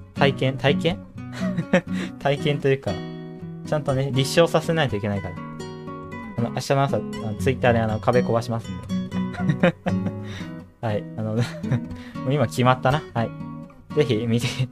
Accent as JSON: {"language": "Japanese", "region": "Okayama", "country": "Japan", "tie": "born or raised there", "said": "私、あの、岡山県出身でございます"}